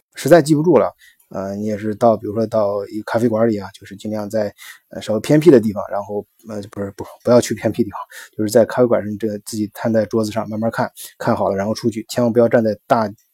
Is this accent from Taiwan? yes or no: no; China; now in Germany; 我们中国游客